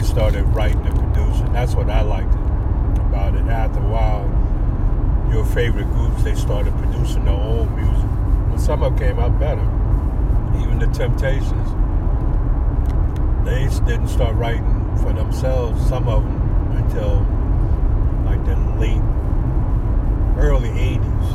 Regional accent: Redford, Michigan, United States; that we grew up with in Redford

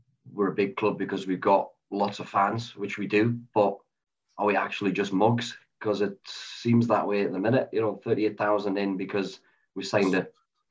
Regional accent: Sunderland, North East England, United Kingdom; moved away; the three of us, you know, we're all from Sunderland. We don't live in Sunderland anymore

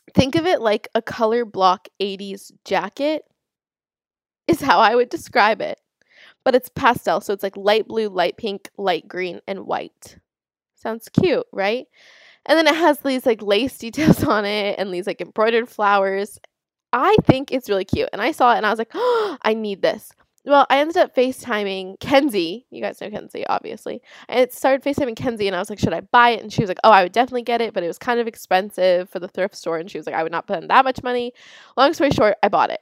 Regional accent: Florida, United States; I'm from Florida

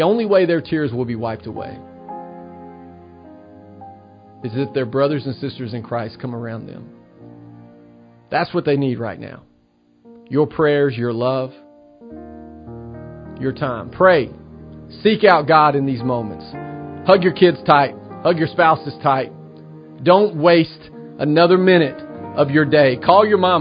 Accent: Tennessee, United States; my home state, the state I love, the state of Tennessee

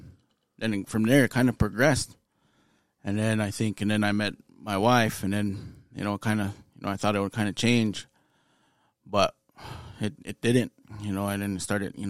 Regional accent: Pryor, Montana, United States; moved away as an adult; also born or lived in Bemidji, Minnesota; born and raised in Pryor, Montana.

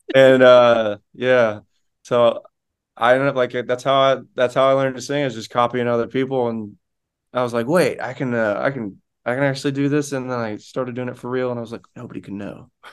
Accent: rural Florida, United States; I'm from Florida

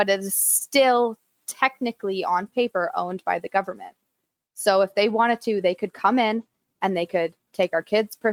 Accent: Canada; as a Canadian

